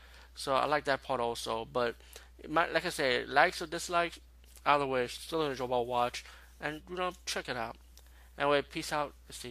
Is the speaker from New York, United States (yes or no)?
yes; New York City, New York, United States; as being a New Yorker, it's right up my alley.